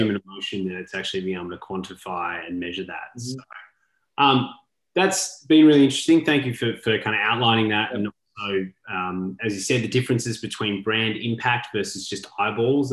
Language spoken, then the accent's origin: English; Australia; now in United States; I'm an Australian living in the US